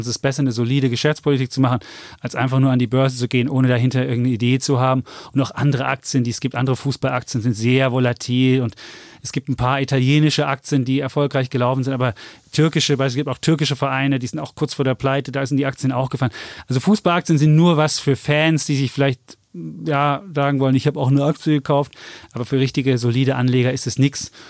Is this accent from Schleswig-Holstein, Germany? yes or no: no; Leipzig, Saxony, Germany; Ich bin ja als Leipziger natürlich RB Leipzig-Fan